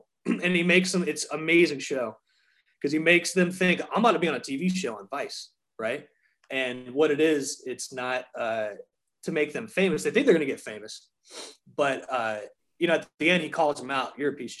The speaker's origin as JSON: {"language": "English", "town": "Charleston", "country": "United States", "said": "I'm like, yeah, I'm from Charleston. And I'll be like, I'm from Charleston, you know."}